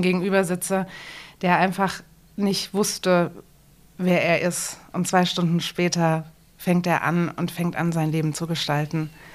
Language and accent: German; Frankfurt, Hesse, Germany; moved away as an adult; now in Dresden, Germany; ich komme selbst aus Frankfurt